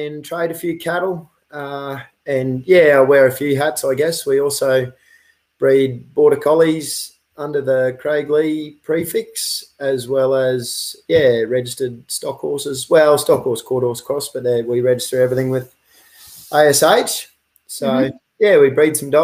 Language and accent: English; Queensland, Australia; also born or lived in the Kimberley; I am from Jalaka up in Queensland